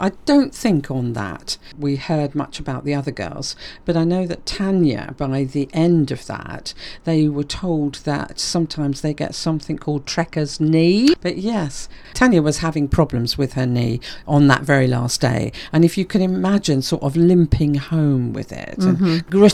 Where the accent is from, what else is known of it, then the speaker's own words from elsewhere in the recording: London, United Kingdom; moved away as an adult; now in Greater Manchester, United Kingdom; Being a Londoner